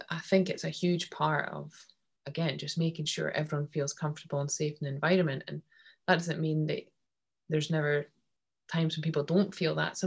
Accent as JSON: {"language": "English", "region": "Scotland", "country": "United Kingdom", "said": "as Scottish people"}